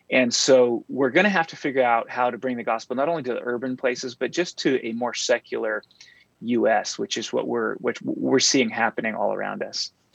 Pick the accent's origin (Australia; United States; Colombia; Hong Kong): United States; San Diego, California; also born or lived in Berkeley, California; I'm a native Californian and I grew up in San Diego